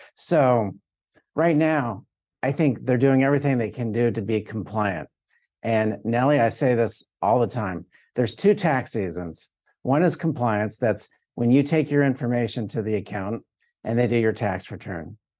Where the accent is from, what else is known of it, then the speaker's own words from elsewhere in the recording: South Florida, United States; I'm from South Florida